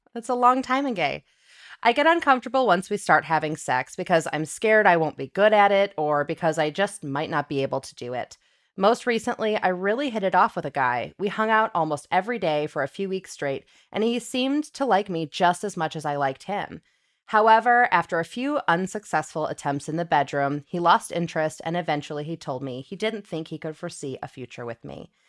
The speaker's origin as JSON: {"language": "English", "region": "Illinois", "country": "United States", "said": "I'm from Illinois as well"}